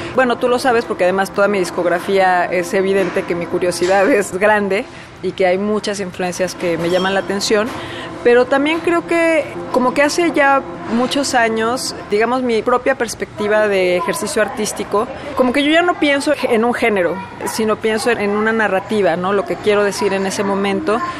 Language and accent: Spanish; Mexico; moved away